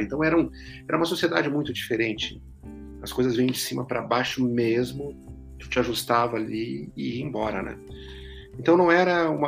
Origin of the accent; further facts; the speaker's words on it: Rio Grande, Rio Grande do Sul, Brazil; moved away as an adult; also born or lived in Santa Maria / São Paulo; lá na minha cidade natal, em Rio Grande, no Rio Grande do Sul